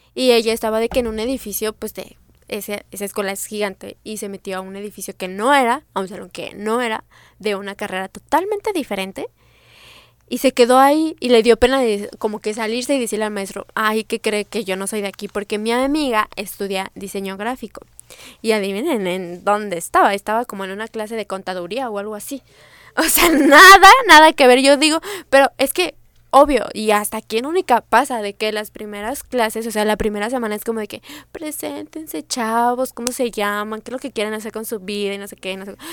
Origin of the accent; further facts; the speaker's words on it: Mexico City, Mexico; mi ciudad natal, o sea, Ciudad de México